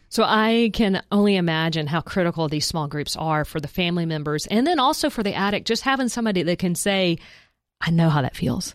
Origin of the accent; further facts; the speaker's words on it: South Georgia, United States; I grew up in South Georgia